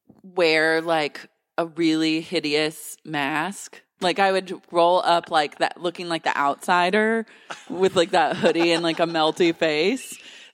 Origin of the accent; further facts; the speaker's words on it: Oklahoma, United States; Growing up in Oklahoma, there are a lot of windmills everywhere.